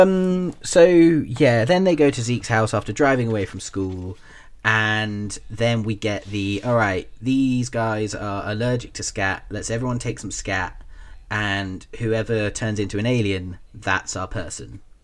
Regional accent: Taunton, South West England, United Kingdom; the town where I grew up in Taunton, we had the Somerset College of Arts and Technology

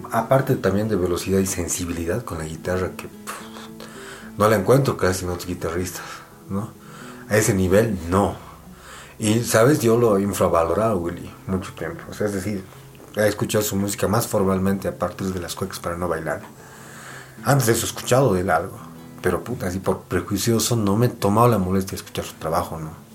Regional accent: Bolivia; en nuestra forma de ser como bolivianos, somos una sociedad profundamente conservadora

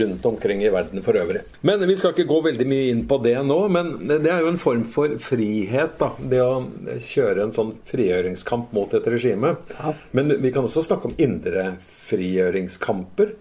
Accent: Norway; kommer jeg fra Velferds-Norge med demokrati

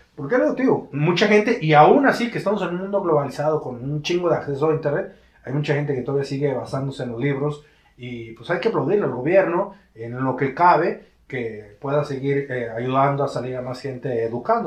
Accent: Mexico; como mexicanos

